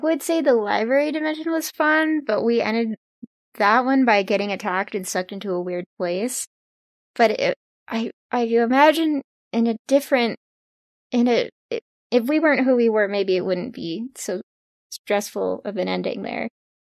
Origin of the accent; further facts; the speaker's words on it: California, United States; I'm from California.